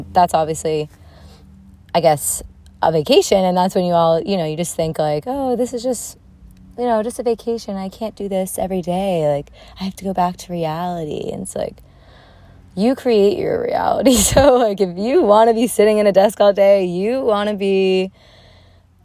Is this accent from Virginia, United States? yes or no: no; Sussex County, New Jersey, United States; I grew up in Sussex County and not far from there